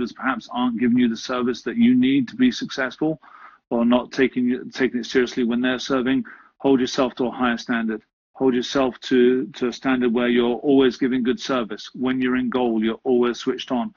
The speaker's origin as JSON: {"language": "English", "region": "England", "country": "United Kingdom", "tie": "born or raised there", "said": "Growing up in England"}